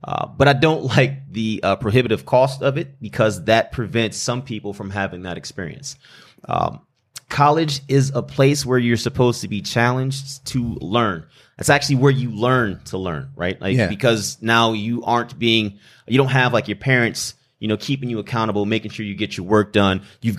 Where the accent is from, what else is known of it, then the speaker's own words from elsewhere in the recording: Flint, Michigan, United States; like, you know, it's already said. I come from Flint, Michigan. Parents divorced, moved down here when my mother, she did a cost of benefit or a cost of living analysis